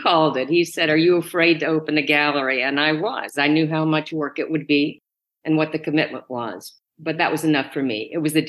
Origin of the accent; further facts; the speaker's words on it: the South, United States; moved away as an adult; now in New York, United States; I grew up in the South.